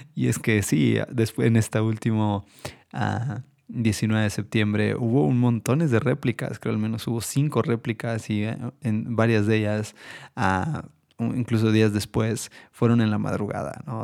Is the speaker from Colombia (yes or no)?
no; Mexico; todos como mexicanos quisiéramos